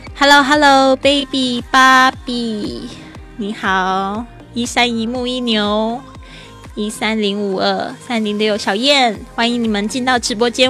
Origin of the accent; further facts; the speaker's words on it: Taiwan; moved away as an adult; also born or lived in Shanghai; 我在台湾出生长大的